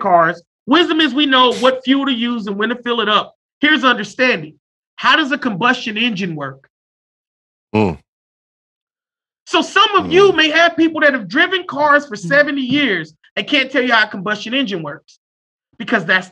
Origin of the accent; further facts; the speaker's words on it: United States; Every one of us, we're American